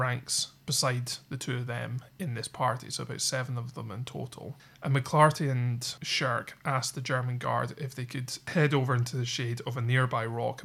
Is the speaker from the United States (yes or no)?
no; United Kingdom; we're both from the United Kingdom.